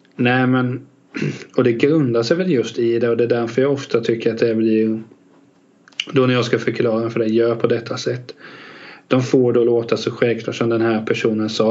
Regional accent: Västervik, Kalmar County, Sweden; Jag är faktiskt född där

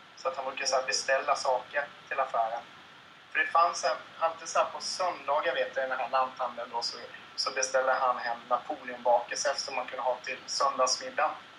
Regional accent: Kalmar County, Sweden; jag är ju uppvuxen på Öland

